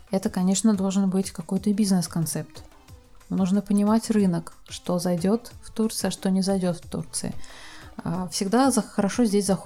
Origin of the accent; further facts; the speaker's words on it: Russia; now in Turkey; я сама из России, и вот в тот момент, когда я ступила на турецкую землю, сошла с самолета со своими чемоданами, у меня откуда ни возьмись появилось ощущение легкости.